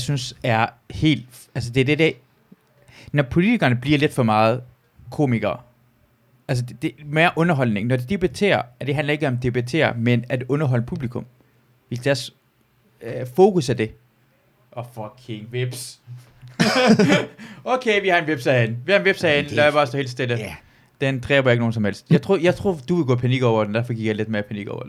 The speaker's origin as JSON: {"language": "Danish", "country": "Iran", "moved": "yes", "lives_now": "Denmark", "said": "jeg kommer jo fra Iran af"}